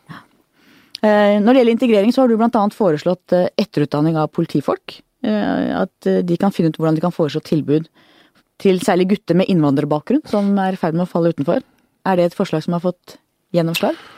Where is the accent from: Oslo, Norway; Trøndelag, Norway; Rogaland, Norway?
Oslo, Norway; jeg er fra Manglerud